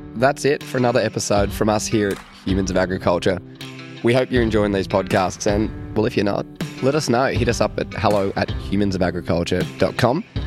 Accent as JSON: {"language": "English", "town": "Sydney", "region": "New South Wales", "country": "Australia", "tie": "born or raised there", "said": "And so I actually grew up in Sydney, I don't know if, but a Sydney boy."}